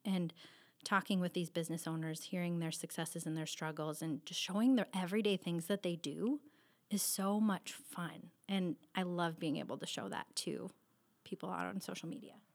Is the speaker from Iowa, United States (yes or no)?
yes; Cascade, Iowa, United States; I am born and raised here in Cascade, which is in the eastern part of Iowa.